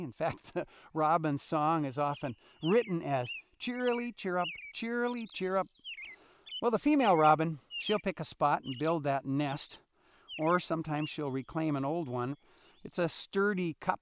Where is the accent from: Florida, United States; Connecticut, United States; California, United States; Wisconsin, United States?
Wisconsin, United States; now in Alaska, United States; when I grew up in Wisconsin